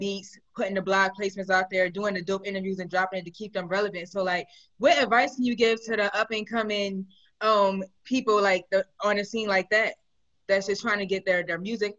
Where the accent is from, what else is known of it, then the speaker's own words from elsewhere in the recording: Philadelphia, Pennsylvania, United States; I'm not from Atlanta. I'm from Philly